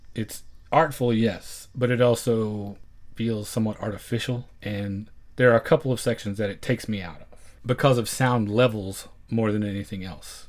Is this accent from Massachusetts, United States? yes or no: no; Oklahoma, United States; growing up in Oklahoma the way I did